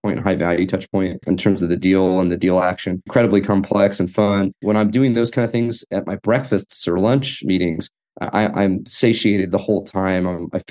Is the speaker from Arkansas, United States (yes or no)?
no; Fort Worth, Texas, United States; I grew up here in Fort Worth, where I'm a professor